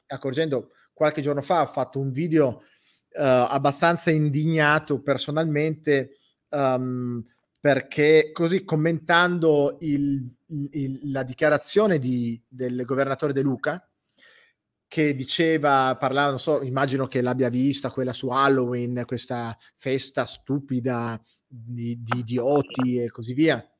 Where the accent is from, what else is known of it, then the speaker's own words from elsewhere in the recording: Campania, Italy; moved away; Io non sono napoletano, sono campano, non vivo lì